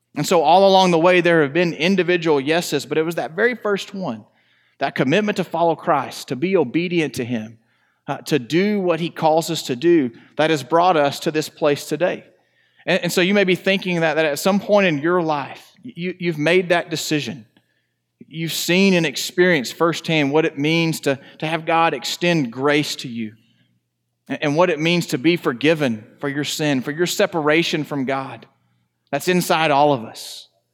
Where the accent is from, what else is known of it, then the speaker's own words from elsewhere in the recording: Northeast Texas, United States; moved away as an adult; now in Conroe, United States; We're from Northeast Texas.